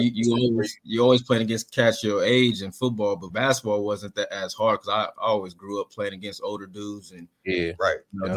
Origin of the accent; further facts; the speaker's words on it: Columbus, Ohio, United States; I'm from the north side. I'm prideful from where I'm from